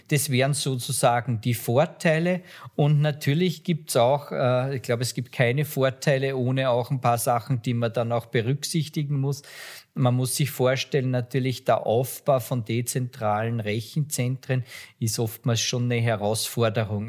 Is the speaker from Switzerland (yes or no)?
no; Austria; ich bin Österreicher